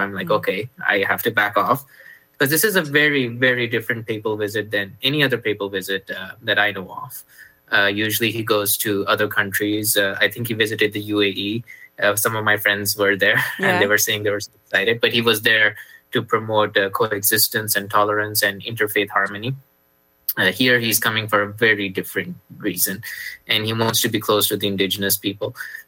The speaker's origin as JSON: {"language": "English", "country": "Canada", "said": "And so for being a Canadian and a Catholic, I want to be there."}